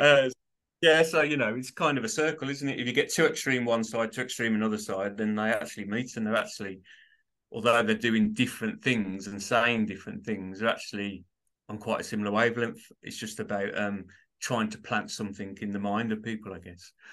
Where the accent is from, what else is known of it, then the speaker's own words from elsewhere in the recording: Birmingham, West Midlands, United Kingdom; I'm from Birmingham, U K, so you could probably tell it's a div, it's a, it's a bit of a strange accent, but that's where it derives from, Birmingham, U K